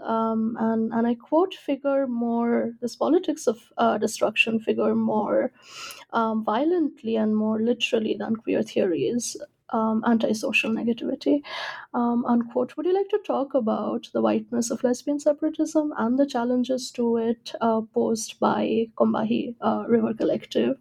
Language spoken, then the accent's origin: English; India; I'm from India